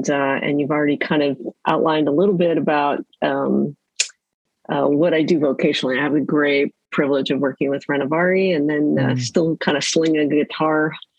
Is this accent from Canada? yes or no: yes; Canada; now in Vancouver, Canada; Well, yes, I live in Vancouver, British Columbia, Canada. Grew up in various parts of Canada, the oldest of three kids.